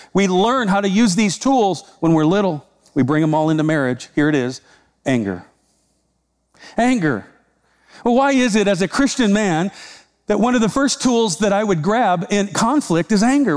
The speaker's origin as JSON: {"language": "English", "region": "Iowa", "country": "United States", "said": "I'm from Iowa."}